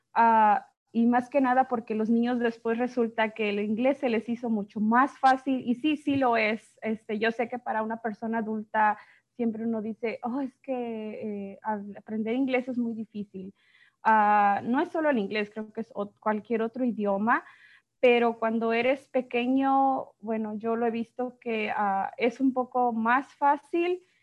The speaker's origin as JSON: {"language": "Spanish", "region": "Guanajuato", "country": "Mexico", "first_language": "Spanish", "moved": "yes", "lives_now": "United States", "said": "soy de México, este, eh, específicamente de Guanajuato"}